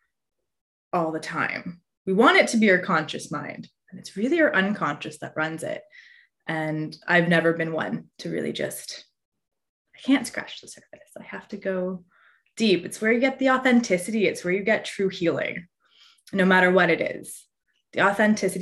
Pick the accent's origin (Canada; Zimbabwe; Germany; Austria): Canada; Newmarket, Ontario; I grew up in Newmarket, Ontario